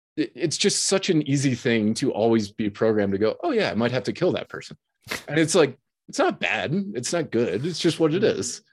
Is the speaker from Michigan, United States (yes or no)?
yes; Detroit, Michigan, United States; I grew up in the Detroit